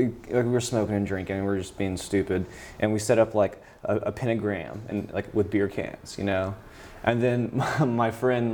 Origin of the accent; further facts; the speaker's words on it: Milton, Florida, United States; Milton, Florida.